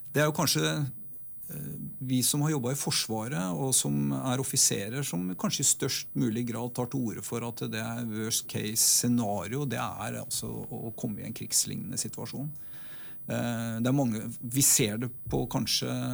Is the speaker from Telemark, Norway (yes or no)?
no; Oslo, Norway; now in Stryn, Norway; jeg er født og oppvokst i Oslo. Eh, på østkanten av byen